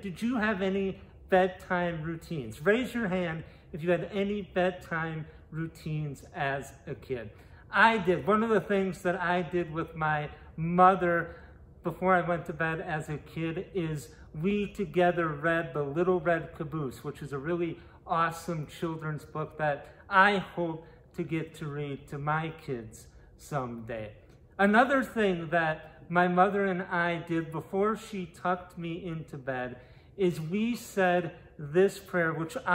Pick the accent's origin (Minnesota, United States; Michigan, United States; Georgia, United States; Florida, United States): Minnesota, United States; moved away; in Minneapolis, Minnesota, my home state